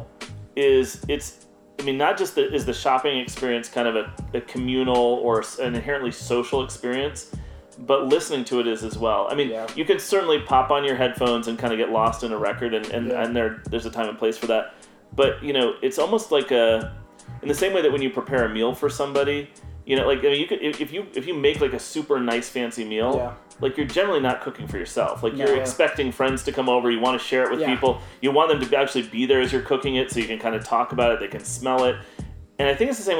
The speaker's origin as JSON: {"language": "English", "town": "Chicago", "region": "Illinois", "country": "United States", "tie": "born or raised there", "said": "I grew up in Chicago."}